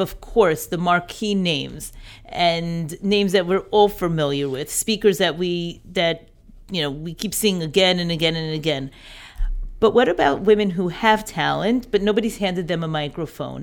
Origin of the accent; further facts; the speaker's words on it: New York, United States; moved away as an adult; also born or lived in Birmingham, Alabama; I grew up in New York, schooled in New York.